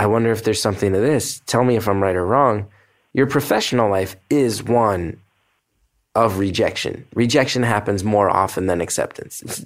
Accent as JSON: {"language": "English", "region": "New Jersey", "country": "United States", "tie": "born or raised there", "moved": "yes", "lives_now": "New York, United States", "said": "I grew up in New Jersey, right across the river"}